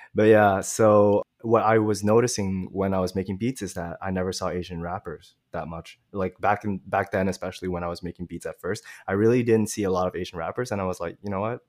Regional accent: Montreal, Quebec, Canada; I'm really from Montreal, but my parents are from Vietnam.

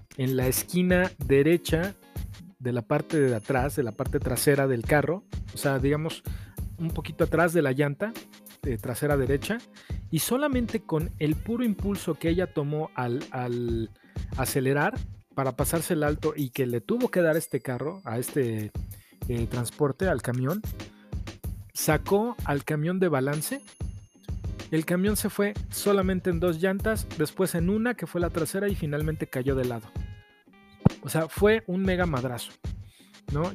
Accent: Mexico; así somos los mexicanos, hasta que no nos cae la voladora no entendemos

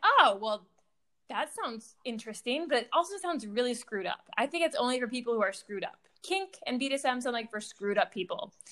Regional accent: Michigan, United States; moved away as an adult; also born or lived in Boston, Massachusetts; I grew up in Michigan

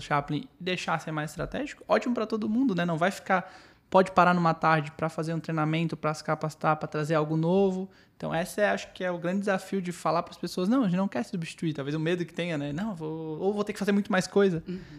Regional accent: Florianópolis, Santa Catarina, Brazil; nós quatro aqui somos de Floripa. É, todos da Carlos Correia.

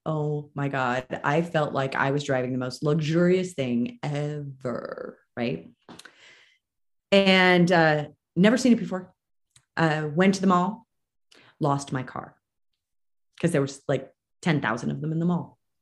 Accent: Marin County, California, United States; moved away as an adult; now in Reno, United States; I'm from Marin. I live in Reno now. I escaped in 2012

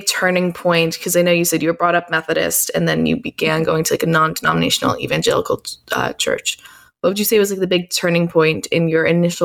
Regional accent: New York City, New York, United States; I'm from New York City, where I grew up around a lot of atheists

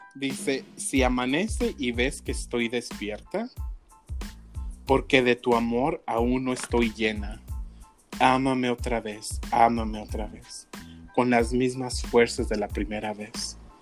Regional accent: Mexico; moved away; yo soy mexicano, soy nacido en México

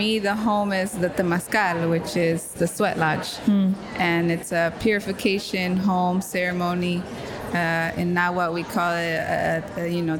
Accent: California, United States; moved away as an adult; now in New York, United States; I grew up Chicana in the state of California, and I've been living in New York for the past 13 years

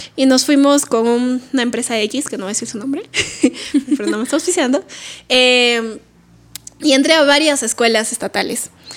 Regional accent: Lima, Peru; no sé si todos los colegios ahí en Lima serán así, pero en mi cole mis directores sí le daban mucha importancia

